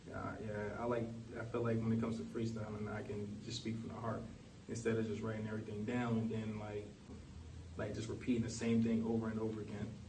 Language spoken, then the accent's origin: English; Washington, District of Columbia, United States; I'm from Washington D.C.